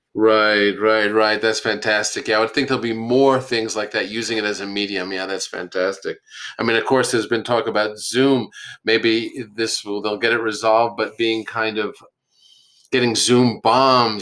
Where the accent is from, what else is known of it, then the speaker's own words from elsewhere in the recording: Yonkers, New York, United States; also born or lived in Manhattan, New York; I was born and raised in um, Yonkers, New York, but born in Manhattan